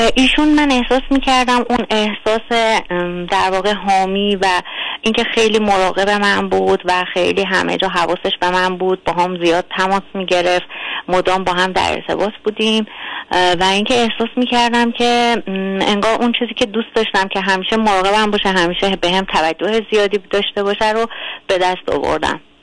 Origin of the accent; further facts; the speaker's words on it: Tehran, Tehran Province, Iran; من دقیقا تهران هستم و اینکه دوست ندارم جای دیگه ای باشم چون در واقع همینجا متولد شدم